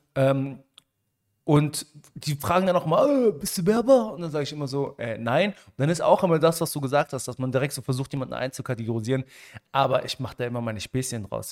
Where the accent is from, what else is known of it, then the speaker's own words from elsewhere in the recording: Germany; Ich bin ja auch Marokkaner. Mhm. In Deutschland geboren und aufgewachsen